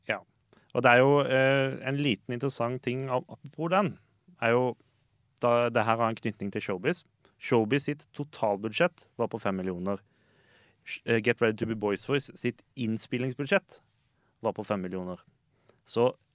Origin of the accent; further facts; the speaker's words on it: Lillesand, Agder, Norway; så er jeg jo fra Lillesand